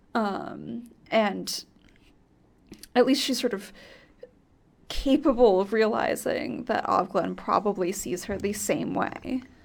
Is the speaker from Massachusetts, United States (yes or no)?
yes; near Cambridge, Massachusetts, United States; I grew up near Cambridge